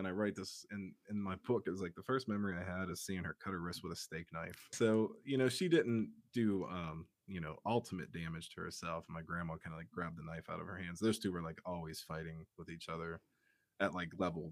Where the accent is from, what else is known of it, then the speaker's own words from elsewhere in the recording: Pittsburgh, Pennsylvania, United States; I grew up in Pittsburgh, Pennsylvania